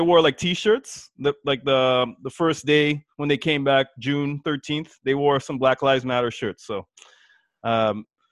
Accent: Toronto, Ontario, Canada; we're from Toronto.

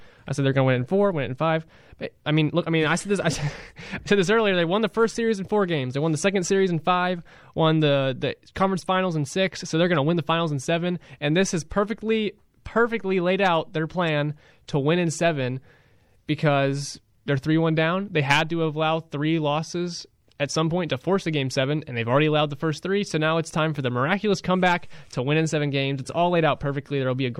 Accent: Rock Hill, South Carolina, United States; I'm from Rock Hill. We're all from the upstate of South Carolina.

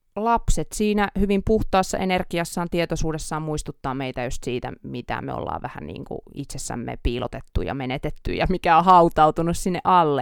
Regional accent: Oulu, North Ostrobothnia, Finland; accent: Oulu dialect; now in Helsinki, Finland; me täällä Oulun murretta

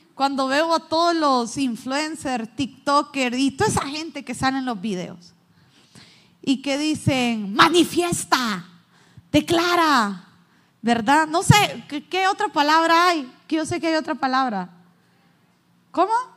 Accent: Honduras

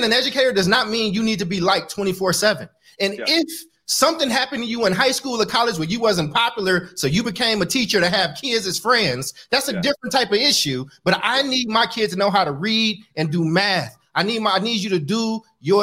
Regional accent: Oakland, California, United States; I grew up in Oakland, California, where it's a lot of homeless people that people stepping over

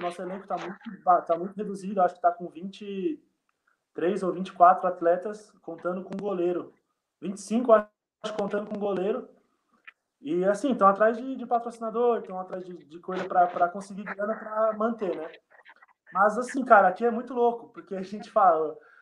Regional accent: Embu das Artes, São Paulo, Brazil; moved away as an adult; also born or lived in Uberlândia; now in Bytów, Poland; eu não sou de Uberlândia não, cara, eu sou de Embu das Artes, São Paulo.

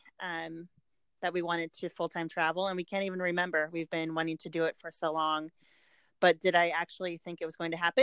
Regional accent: Park City, Utah, United States; moved away; Park City, Utah, where I am from

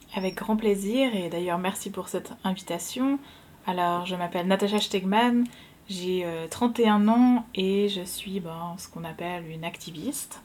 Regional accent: Switzerland; je suis suisse. Mes deux parents sont suisses

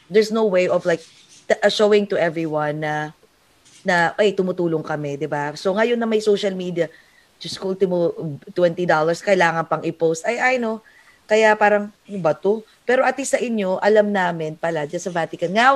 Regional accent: Philippines; okay, you're there, I'm Filipino.

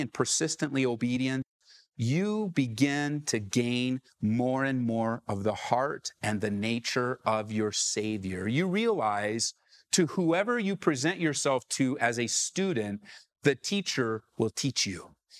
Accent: California, United States; now in Aurora, United States; I came from Southern California where the gospel is just all over, everywhere, large churches, small churches.

